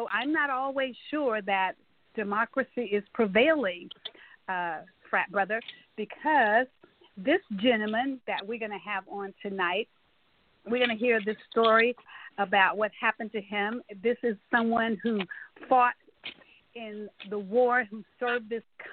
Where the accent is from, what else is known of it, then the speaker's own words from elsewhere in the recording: Tyler, Texas, United States; our city, Tyler, Texas, where I was born and bred